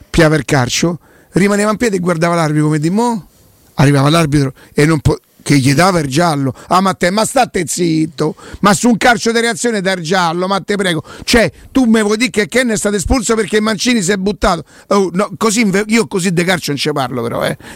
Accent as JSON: {"language": "Italian", "town": "Rome", "region": "Lazio", "country": "Italy", "said": "A me da quanto so da Roma non me lo deve dire nessuno."}